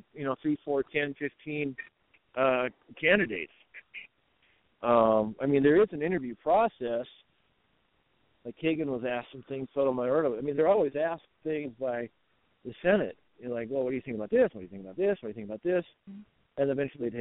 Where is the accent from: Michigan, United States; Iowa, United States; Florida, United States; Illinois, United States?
Iowa, United States; I'm from Iowa